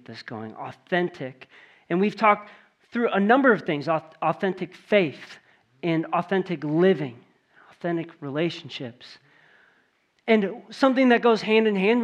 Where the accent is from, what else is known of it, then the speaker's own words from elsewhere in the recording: Cleveland, Ohio, United States; Born and raised in Ohio, the Cleveland